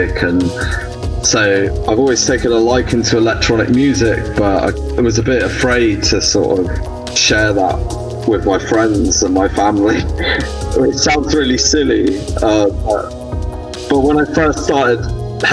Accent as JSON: {"language": "English", "area": "Cornwall", "region": "South West England", "country": "United Kingdom", "tie": "born or raised there", "said": "I grew up in Cornwall, so, but like fairly close to the border."}